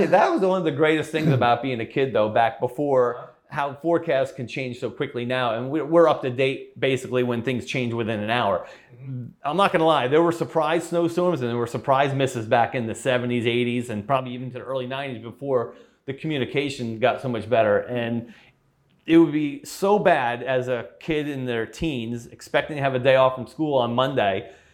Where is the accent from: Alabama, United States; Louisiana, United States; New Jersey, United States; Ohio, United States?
New Jersey, United States; Edison; moved away as an adult; I grew up in Edison